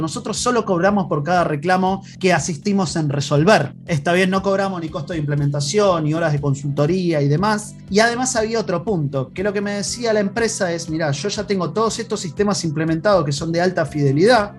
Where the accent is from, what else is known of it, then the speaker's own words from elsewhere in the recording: Argentina; accent: Argentine; moved away as an adult; now in Chile; mi acento es un poquito argentino, pero hace ya más de cinco años que estoy acá radicado en Chile